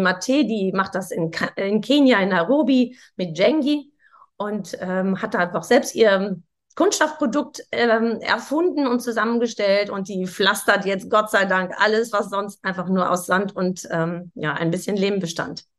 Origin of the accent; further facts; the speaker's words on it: Sauerland, North Rhine-Westphalia, Germany; Ich komme ja auch aus dem Sauerland